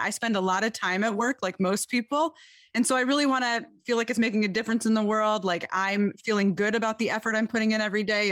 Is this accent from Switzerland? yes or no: no; Detroit, Michigan, United States; I am from Detroit, Michigan